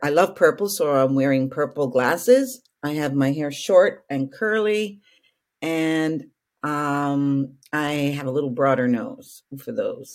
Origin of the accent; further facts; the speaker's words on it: Calgary, Alberta, Canada; I was growing up in Calgary, Alberta